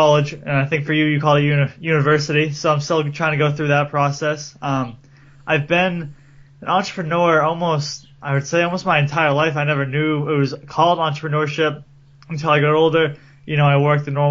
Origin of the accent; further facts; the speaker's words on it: Cape Cod, Massachusetts, United States; I'm from Massachusetts and Cape Cod, which is right down by the ocean